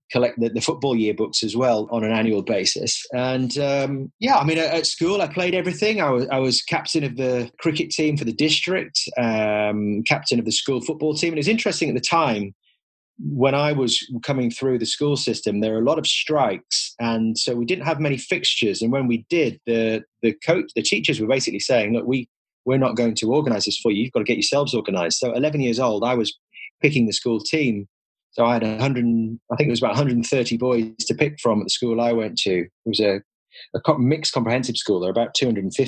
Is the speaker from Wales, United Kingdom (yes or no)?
no; Middlesbrough, North East England, United Kingdom; moved away; Middlesbrough, which is my hometown